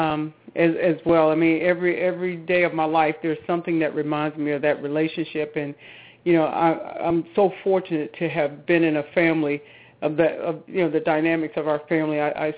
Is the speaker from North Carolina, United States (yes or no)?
yes; Charlotte, North Carolina, United States; moved away as an adult; I'm from the Charlotte, North Carolina area. Yeah, in Charlotte. So most of the family still, lives that reside in Charlotte, but that's where I grew up